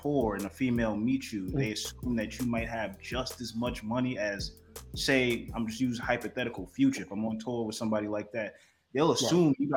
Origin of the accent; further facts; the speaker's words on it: New York, United States; also born or lived in Miami; now in Los Angeles, United States; I'm from New York, you know, but I live in LA and Miami.